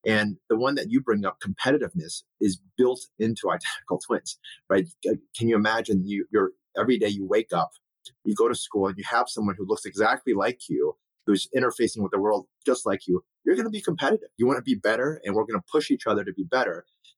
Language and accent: English; Ohio, United States; as a Chinese American, my parents immigrated here. My brother and I were the only two Asian kids in our entire high school.